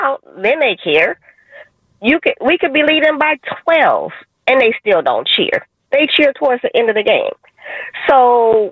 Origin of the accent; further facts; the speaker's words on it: San Francisco, California, United States; I was born and raised in San Francisco all my life